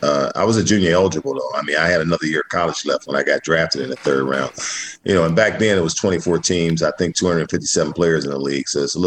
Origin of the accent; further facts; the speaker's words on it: Detroit, Michigan, United States; I grew up in Detroit, on the east side of Detroit. I grew up in a basketball-dominant area